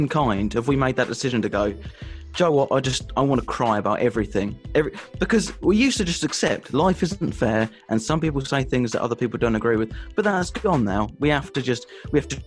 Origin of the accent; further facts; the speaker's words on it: England, United Kingdom; I'm English.